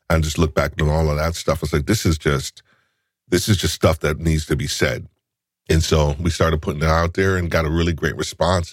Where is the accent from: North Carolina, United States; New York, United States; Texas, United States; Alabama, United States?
New York, United States; I'm a New Yorker too